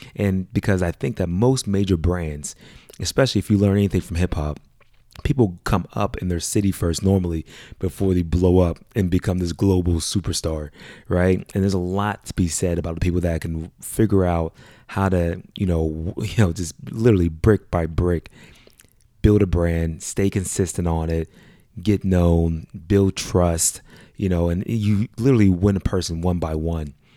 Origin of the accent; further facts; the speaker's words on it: Pittsburgh, Pennsylvania, United States; moved away; being born and raised in Pittsburgh